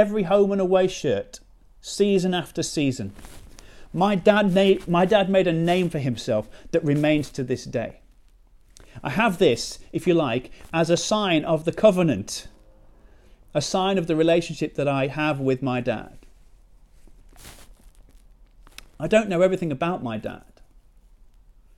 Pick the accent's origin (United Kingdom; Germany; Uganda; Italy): United Kingdom; now in Chesterfield, United Kingdom; we're British